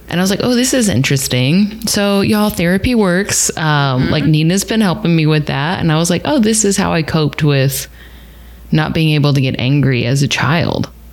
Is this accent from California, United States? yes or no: no; Texas, United States; I'm from Texas.